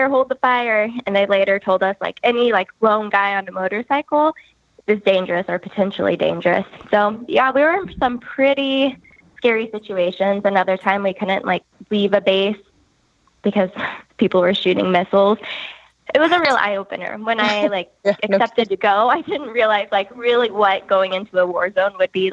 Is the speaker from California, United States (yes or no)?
no; St. Louis, Missouri, United States; I grew up in St. Louis.